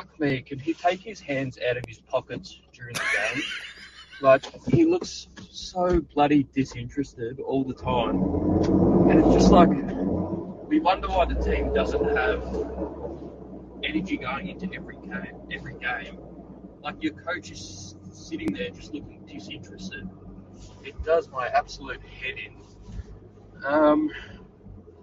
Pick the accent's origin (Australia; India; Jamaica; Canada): Australia; I'm from Australia